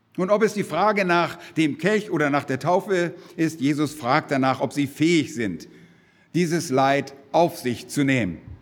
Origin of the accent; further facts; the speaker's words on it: Germany; bei uns in Deutschland